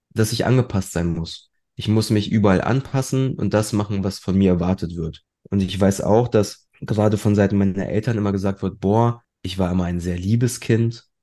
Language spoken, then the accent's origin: German; Germany; also born or lived in Poland; als Einzelkind groß geworden und wir sind schon, als ich noch relativ jung war, also mit 13 Monaten, sind wir damals aus Polen hierher gekommen.